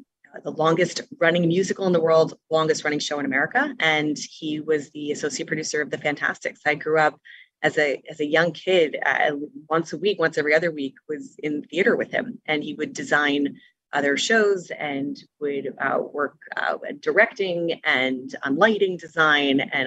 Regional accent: Teaneck, New Jersey, United States; I grew up in Teaneck, New Jersey.

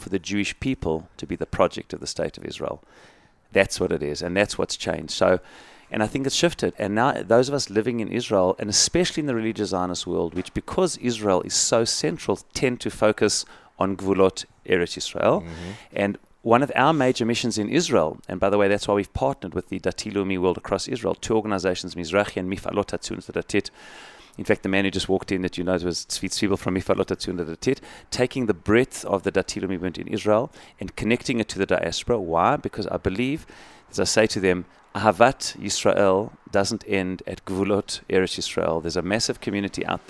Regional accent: Johannesburg, Gauteng, South Africa; moved away; I come from Johannesburg, South Africa.

